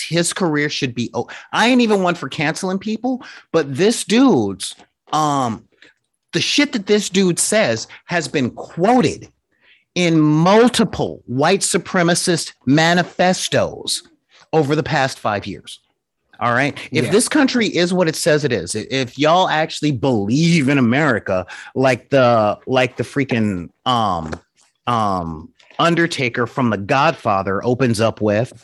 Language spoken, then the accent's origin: English; Los Angeles, California, United States; I grew up in South Central LA in the 80s